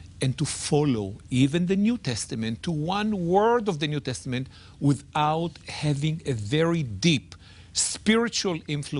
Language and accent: English; Israel; born there; Jonathan, I was born in Israel. I served in the IDF.